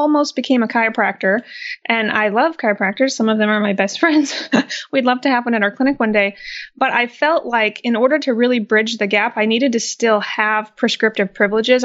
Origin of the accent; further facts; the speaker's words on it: Midwest, United States; So I was born and raised in the Midwest